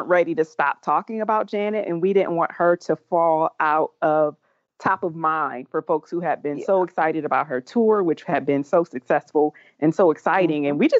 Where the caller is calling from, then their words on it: Charlotte, North Carolina, United States; I am calling in from Charlotte, North Carolina.